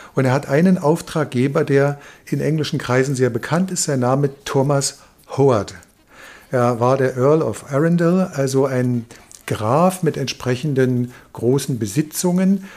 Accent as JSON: {"language": "German", "country": "Germany", "said": "bei uns in Deutschland"}